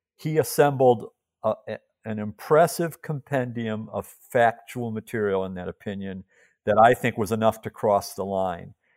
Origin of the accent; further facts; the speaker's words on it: Chicago, Illinois, United States; my hometown, Chicago